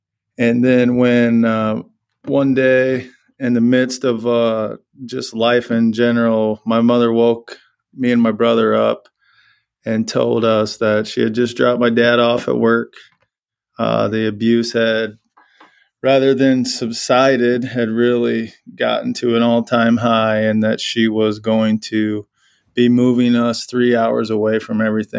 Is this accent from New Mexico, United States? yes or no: no; Burlington, Iowa, United States; now in Waverly, United States; So, yeah, born in Iowa City, and then I always say that I grew up in Burlington, Iowa.